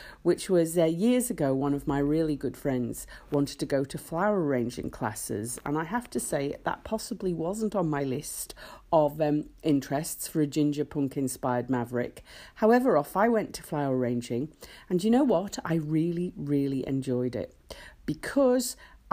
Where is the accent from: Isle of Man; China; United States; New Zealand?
Isle of Man; I was born in the Isle of Man, and our national emblem, the three legs, which is on our flag, you know, is absolutely ingrained in us